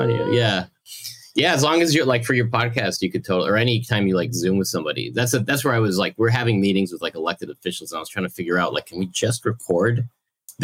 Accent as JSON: {"language": "English", "region": "Massachusetts", "country": "United States", "tie": "born or raised there", "also_born_or_lived": "Mexico", "moved": "yes", "lives_now": "Queens, New York, United States", "said": "I grew up in Massachusetts"}